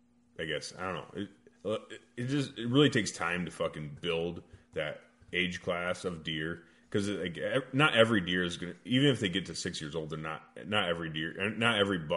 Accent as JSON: {"language": "English", "region": "Iowa", "country": "United States", "tie": "born or raised there", "said": "I'm born and raised in Iowa."}